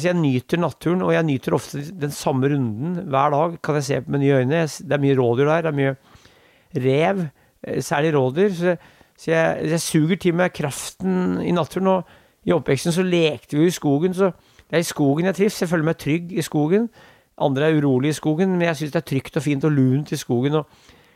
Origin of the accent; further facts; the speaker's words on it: Norway; also born or lived in Korsvoll, Oslo; now in Oslo, Norway; jeg bor der, jeg er fra Brundalen